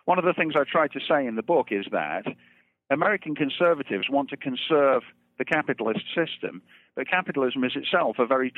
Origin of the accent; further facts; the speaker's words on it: Derby, East Midlands, United Kingdom; moved away as an adult; also born or lived in Birmingham; I was born and raised in England. I was born in the town of Birmingham and raised in Derby, which is nearby, right in the center of England.